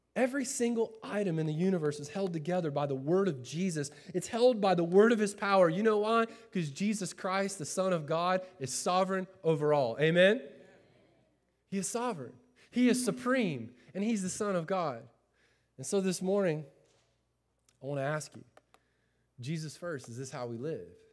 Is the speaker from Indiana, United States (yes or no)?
no; Winter Haven, Florida, United States; moved away; also born or lived in Chicago; I grew up in Winter Haven, Florida